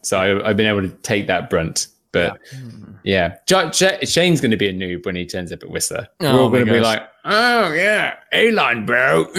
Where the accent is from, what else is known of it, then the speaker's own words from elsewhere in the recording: England, United Kingdom; I am English as the queen, I'll have you know.